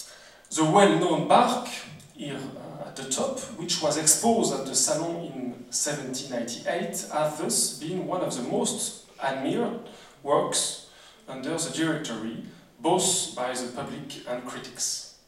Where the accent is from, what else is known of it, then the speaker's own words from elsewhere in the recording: France; accent: French; English is a second language; I must apologize for my French accent